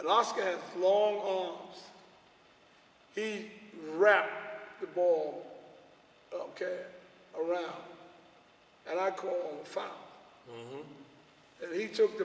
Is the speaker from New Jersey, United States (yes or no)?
no; New York City, New York, United States; I'm from Harlem.